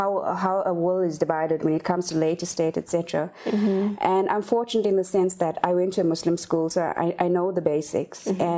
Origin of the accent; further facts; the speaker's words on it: Phoenix, KwaZulu-Natal, South Africa; also born or lived in Overport; I was born in Overport, and I grew up in Phoenix. It's north of Durban.